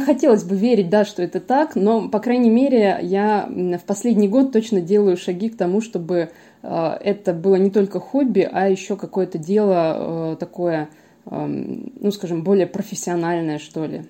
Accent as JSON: {"language": "Russian", "country": "Ukraine", "tie": "born or raised there", "moved": "yes", "lives_now": "Voronezh, Russia", "said": "я вообще родом из Украины"}